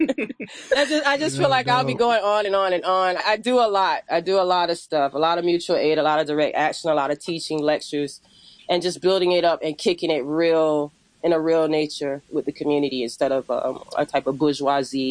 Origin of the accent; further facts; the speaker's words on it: Hampton Roads, Virginia, United States; moved away as an adult; also born or lived in Washington, D.C. / Atlanta; now in Baltimore, United States; I'm originally from Hampton Roads, Virginia, land of the Maroons, the Great Dismal Swamp Maroons